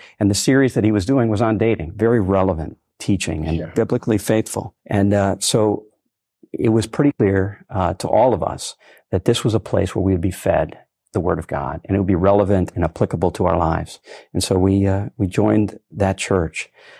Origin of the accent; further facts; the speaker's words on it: Eaton Rapids, Michigan, United States; Well, I was born in Eaton Rapids, a small town outside of Lansing, and was raised in a Catholic home.